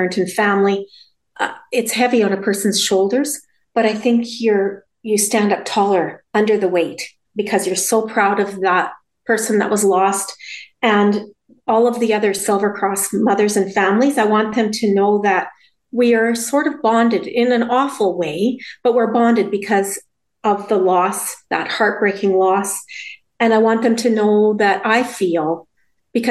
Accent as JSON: {"language": "English", "region": "Saskatchewan", "country": "Canada", "tie": "born or raised there", "moved": "yes", "lives_now": "Lacombe, Canada", "said": "We grew up in Saskatchewan"}